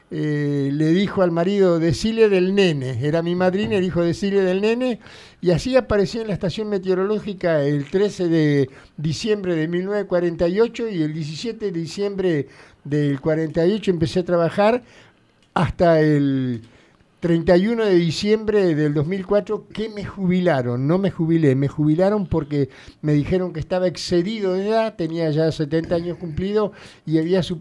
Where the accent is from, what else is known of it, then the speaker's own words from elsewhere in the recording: Coronel Suárez, Buenos Aires Province, Argentina; Sí, nací en Suárez